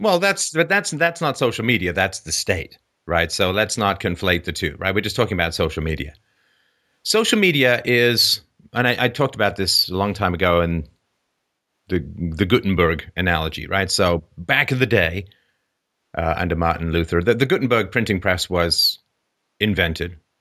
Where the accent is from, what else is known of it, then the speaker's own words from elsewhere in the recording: Ireland; when I was born in Ireland in the sixties